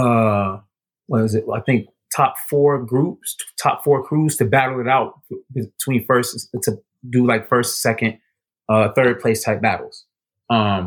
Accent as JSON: {"language": "English", "town": "Chicago", "region": "Illinois", "country": "United States"}